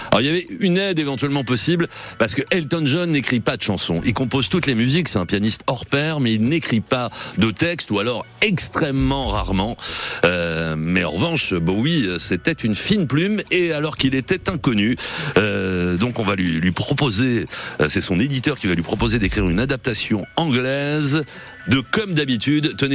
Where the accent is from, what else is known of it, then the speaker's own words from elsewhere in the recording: Normandy, France; le vaccin de la grippe chez nous en Normandie.